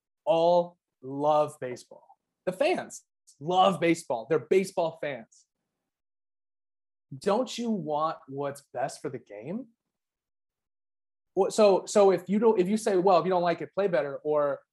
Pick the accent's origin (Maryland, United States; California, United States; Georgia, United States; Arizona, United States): Arizona, United States; I'm from Arizona, where it's a dry heat